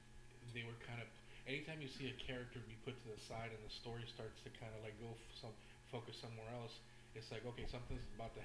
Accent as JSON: {"language": "English", "country": "Puerto Rico", "said": "I'm Latino, I'm from Puerto Rico"}